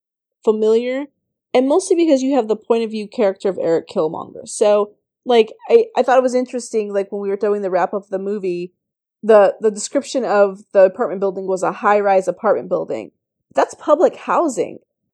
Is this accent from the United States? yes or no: yes; United States; especially as American, as Black Americans.